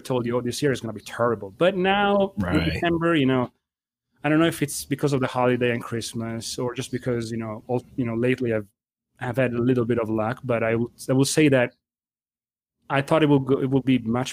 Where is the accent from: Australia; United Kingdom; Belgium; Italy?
Italy; Emilia-Romagna; English is a second language; now in United States; being born and raised in Italy, and my family, the bulk of my family, they are still in Italy